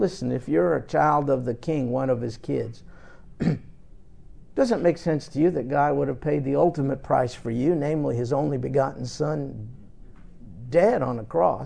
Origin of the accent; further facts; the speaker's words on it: New York, United States; my time when I grew up in New York